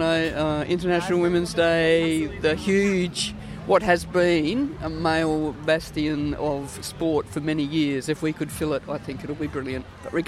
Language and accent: English; South Australia, Australia; I'm from South Australia.